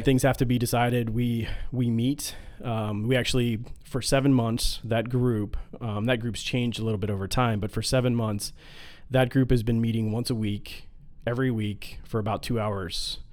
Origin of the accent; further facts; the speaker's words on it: Midwest, United States; we're from the Midwest